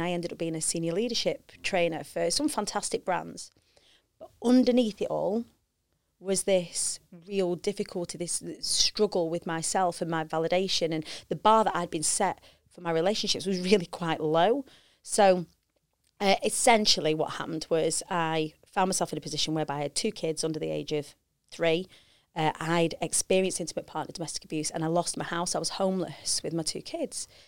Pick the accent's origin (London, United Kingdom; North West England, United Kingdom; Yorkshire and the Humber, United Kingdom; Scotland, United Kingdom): North West England, United Kingdom; Preston; I grew up on the Council Estates of Preston